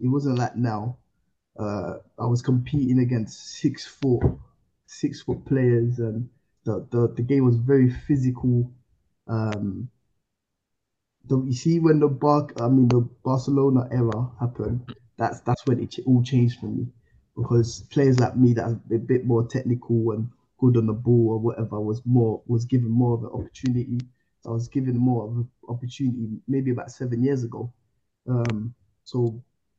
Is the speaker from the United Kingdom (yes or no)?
yes; United Kingdom; also born or lived in Ivory Coast; I wasn't born in this country, so I'm from Ivory Coast. I was born in Ivory Coast, so I came over when I was like 9 years old